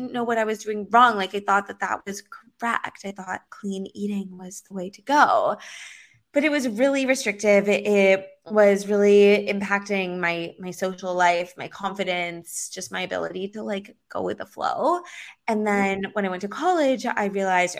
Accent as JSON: {"language": "English", "town": "Los Angeles", "region": "California", "country": "United States", "tie": "born or raised there", "moved": "yes", "lives_now": "Miami Beach, United States", "said": "I grew up in Los Angeles and I live in Miami Beach now"}